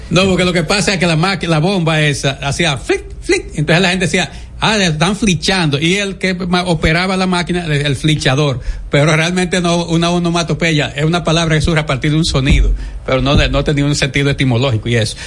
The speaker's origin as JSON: {"language": "Spanish", "country": "Dominican Republic", "said": "como ciudadano dominicano y como periodista"}